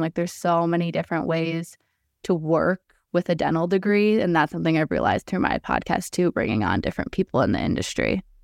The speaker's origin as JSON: {"language": "English", "town": "Detroit", "region": "Michigan", "country": "United States", "tie": "born or raised there", "also_born_or_lived": "Ann Arbor, Michigan / East Lansing, Michigan", "said": "I grew up in the Detroit area"}